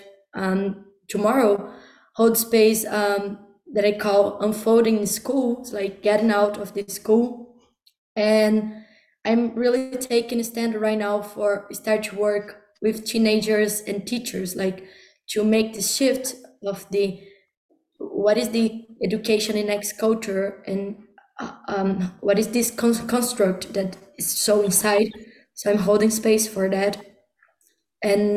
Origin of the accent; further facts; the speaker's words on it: Brazil; now in Czech Republic; I'm speaking now from Czech Republic. I come from Brazil